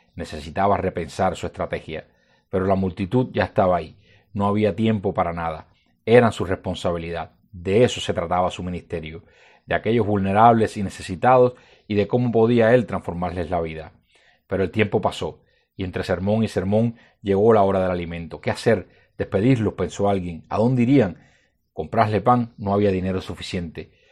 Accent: Cuba; como cubanos y como cristianos

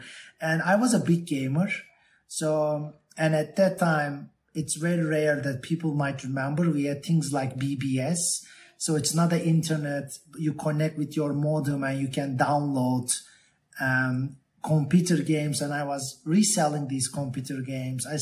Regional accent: Turkey; also born or lived in Boston, Massachusetts, United States; I was born in Boston, and my mother and my father, my father studied in MIT, and my mother and father met in Boston, and we moved back to Turkey when I was very, very young, like 6 years old.

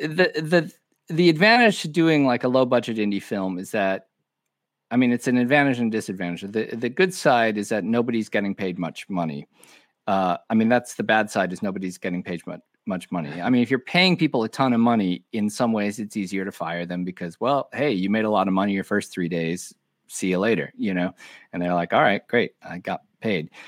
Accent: Omaha, Nebraska, United States; also born or lived in Madison, Wisconsin; I was born in Madison, Wisconsin, but I basically grew up in Omaha, Nebraska.

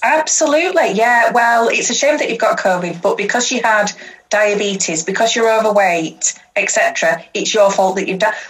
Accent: Huddersfield, Yorkshire and the Humber, United Kingdom; I grew up um, I grew up in Huddersfield

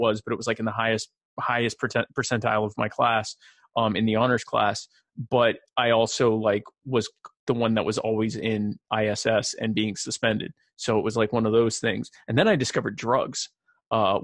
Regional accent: Myrtle Beach, South Carolina, United States; also born or lived in Baltimore, Maryland; I grew up in the Myrtle Beach, South Carolina area where I still live today.

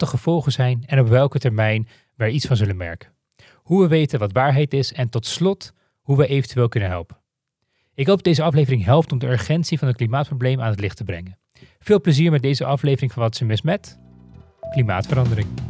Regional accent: Netherlands; ik ben opgegroeid in Nederland

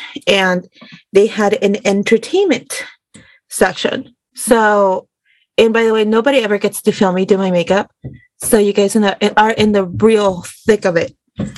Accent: Denver, Colorado, United States; also born or lived in Juárez, Mexico; So I was born in Juarez, Chihuahua, Mexico, to my mama and a very large loving family. Immigrated to the United States in the late 1999s, early 2000s. I went to school in the U.S., Denver, Colorado

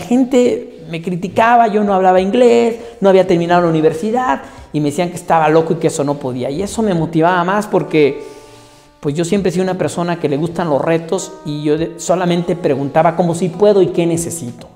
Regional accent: Mexico; moved away as an adult; also born or lived in United States / Brazil; soy mexicano y estuve en Estados Unidos y estuve en Brasil

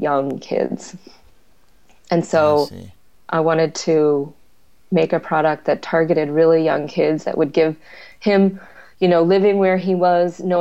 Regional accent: Wisconsin, United States; moved away as an adult; also born or lived in Yemen / Kinshasa, Democratic Republic of the Congo / New York; I'm from Wisconsin in the first place

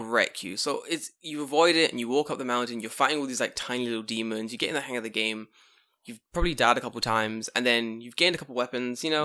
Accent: London, United Kingdom; moved away as an adult; now in Japan; Oh, London

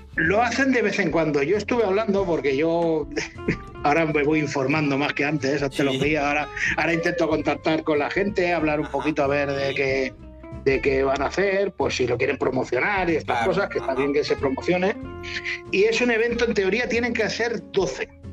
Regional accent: Rubí, Catalonia, Spain; soy de Rubí o de San pero Tarrasa lo tengo al lado

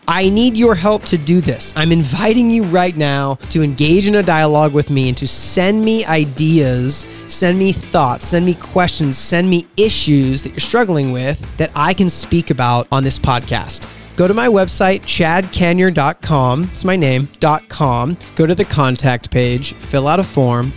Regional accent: Seattle, Washington, United States; I'm from Seattle

